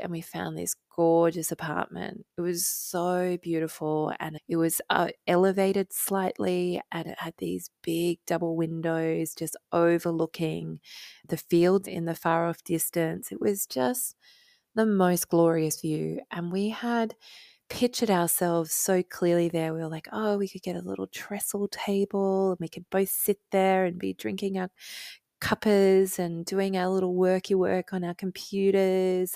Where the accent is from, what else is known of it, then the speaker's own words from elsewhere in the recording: Australia; now in United Kingdom; as an Australian